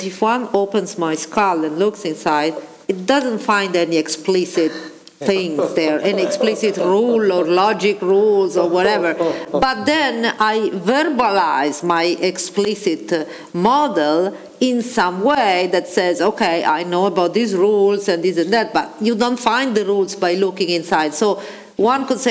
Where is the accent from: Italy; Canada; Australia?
Italy; I was raised in Italy